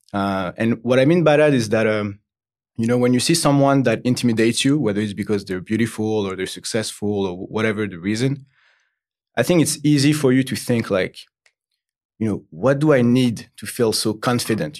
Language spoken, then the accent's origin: English; Paris, Île-de-France, France; English is a second language; I'm from, uh, originally Paris, France.